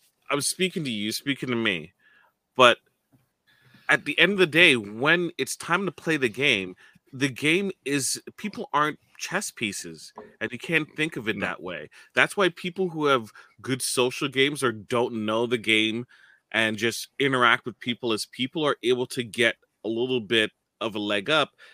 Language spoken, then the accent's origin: English; Toronto, Ontario, Canada; I'm from Toronto.